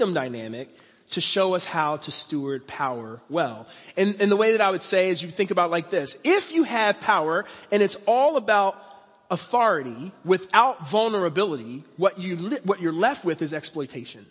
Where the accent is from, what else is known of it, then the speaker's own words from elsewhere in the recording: Philadelphia, Pennsylvania, United States; moved away as an adult; now in Cincinnati, United States; I didn't grow up in Cincinnati. I grew up in Philadelphia. That's my home. But Cincinnati is now my home. I live here, and I love it. I've been in Cincinnati for over 22 years